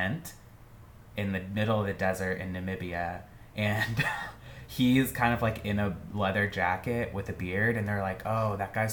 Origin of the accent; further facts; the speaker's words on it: United States; I'm American